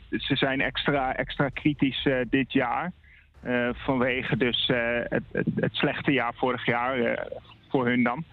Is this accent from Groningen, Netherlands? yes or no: yes; Groningen, Netherlands; bij ons in Groningen